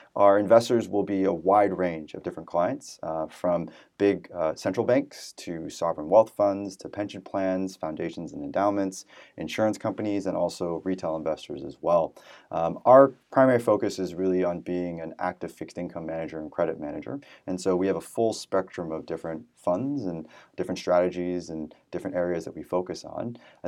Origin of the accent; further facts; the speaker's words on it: San Francisco Bay Area, California, United States; moved away as an adult; also born or lived in New York City; So I was born and raised in the San Francisco Bay Area, went to college in New York City at Columbia University